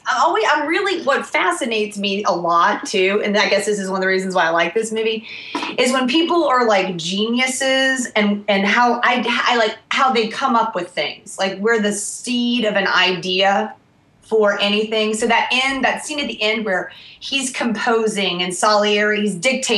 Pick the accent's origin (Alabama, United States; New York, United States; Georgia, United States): Georgia, United States; I'm from Georgia, I'm being Southern